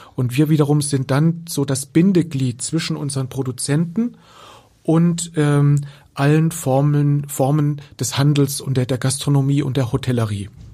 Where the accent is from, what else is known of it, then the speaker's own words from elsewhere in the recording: Germany; hier bei uns in Deutschland